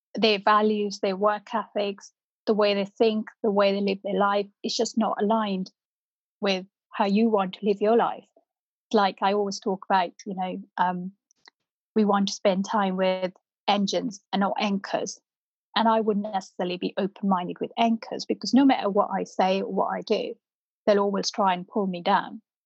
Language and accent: English; North India, India; first language Punjabi; English is a second language; now in United Kingdom; I grew up in North India